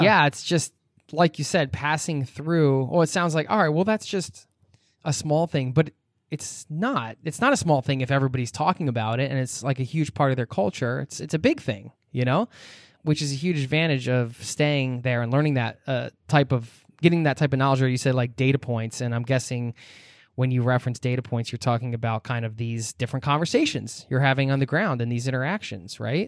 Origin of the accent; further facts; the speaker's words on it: United States; I'm American.